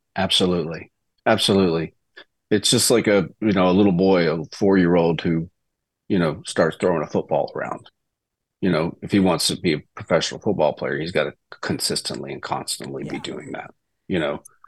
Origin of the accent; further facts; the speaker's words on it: Mississippi, United States; moved away as an adult; also born or lived in Boston, Massachusetts; now in Nashville, United States; I was a Celtics fan growing up in Mississippi